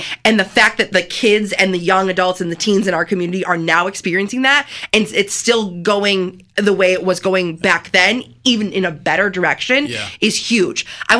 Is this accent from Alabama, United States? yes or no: no; Canandaigua, New York, United States; I also was a Y kid. I grew up at the Y. I grew up in Canandaigua.